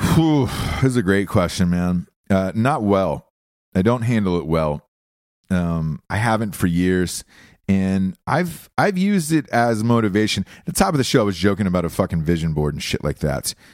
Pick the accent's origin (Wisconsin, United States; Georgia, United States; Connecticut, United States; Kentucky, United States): Georgia, United States; moved away as an adult; also born or lived in Ohio; I grew up in the South as a kid. Um, in Georgia most of my life